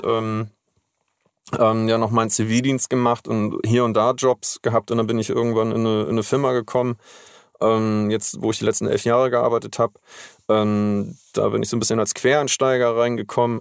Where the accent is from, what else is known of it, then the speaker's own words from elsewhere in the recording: Schleswig-Holstein, Germany; aufgewachsen und geboren bin ich in Schleswig-Holstein